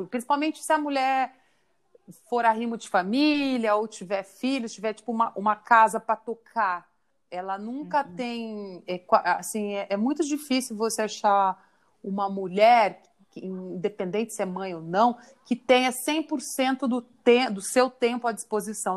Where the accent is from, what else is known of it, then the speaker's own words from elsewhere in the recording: Curitiba, Paraná, Brazil; moved away as an adult; now in São Paulo, Brazil; eu sou mesmo de Curitiba